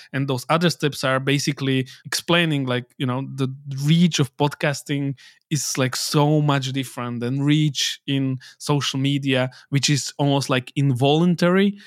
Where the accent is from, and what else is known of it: Slovakia